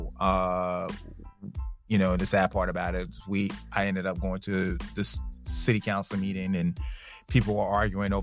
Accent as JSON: {"language": "English", "town": "Greensboro", "region": "North Carolina", "country": "United States", "tie": "born or raised there", "moved": "as an adult", "lives_now": "Rock Hill, United States", "said": "I'm originally from Greensboro, North Carolina"}